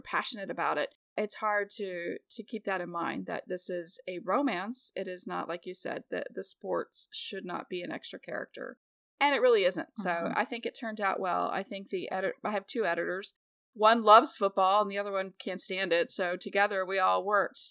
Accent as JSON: {"language": "English", "town": "Kansas City", "region": "Missouri", "country": "United States", "said": "I'm from Kansas City where Patrick Mahomes is"}